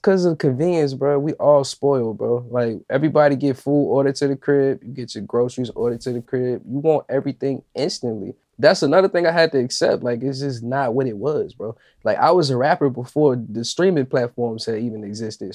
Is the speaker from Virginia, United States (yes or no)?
yes; Richmond, Virginia, United States; my hometown, like this is the last album that I recorded at the crib, basically. It embodies Richmond